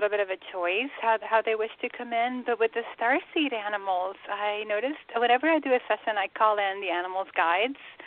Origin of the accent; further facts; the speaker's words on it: Curaçao; now in Atlanta, United States; I grew up in Curacao, which is a little tiny Dutch island of the Caribbean